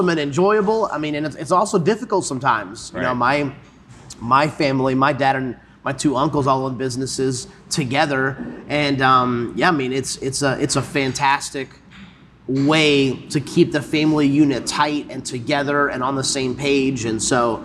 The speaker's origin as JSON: {"language": "English", "town": "Salisbury", "region": "North Carolina", "country": "United States", "tie": "born or raised there", "said": "I grew up in the Salisbury area"}